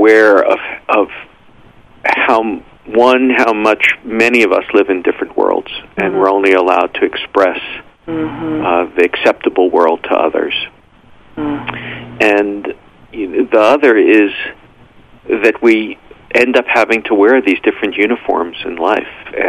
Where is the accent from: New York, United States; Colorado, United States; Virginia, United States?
New York, United States; New York City; growing up in New York, born in New York City